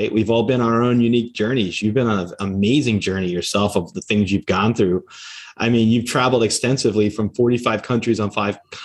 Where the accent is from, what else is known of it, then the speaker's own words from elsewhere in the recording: United States; I'm from the United States.